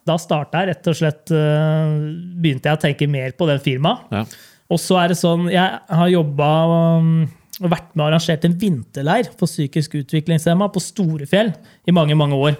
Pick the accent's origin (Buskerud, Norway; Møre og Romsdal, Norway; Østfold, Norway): Buskerud, Norway; Hønefoss; vi kom fra Hønefoss.